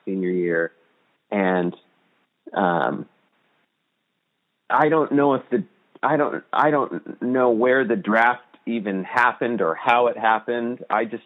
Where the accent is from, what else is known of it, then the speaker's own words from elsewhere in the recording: Spokane, Washington, United States; Spokane, Washington